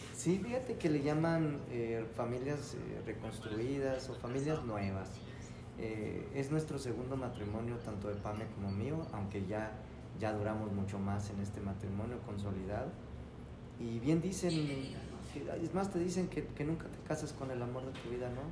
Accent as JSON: {"language": "Spanish", "town": "Irapuato", "region": "Guanajuato", "country": "Mexico", "tie": "born or raised there", "also_born_or_lived": "León, Guanajuato", "said": "de Irapuato de toda la vida. Aquí en mi tierra fresera, aquí, nací"}